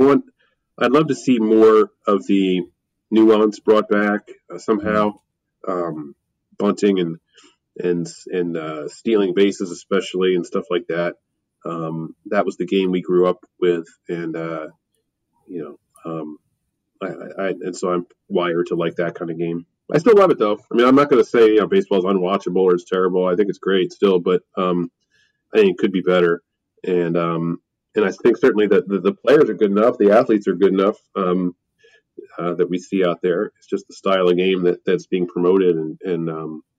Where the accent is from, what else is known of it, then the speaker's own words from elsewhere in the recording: Philadelphia, Pennsylvania, United States; I have to summon my inner Philadelphian and just complain, because I love my hometown